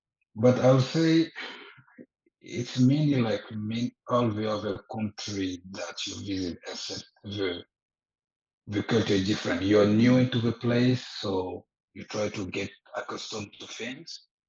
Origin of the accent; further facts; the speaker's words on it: Côte d’Ivoire; moved away as an adult; also born or lived in Morocco / India; now in Canada; I'm from Ivory Coast. I was born in Ivory Coast. And from the age of around 20, I started going abroad for studies, first in Morocco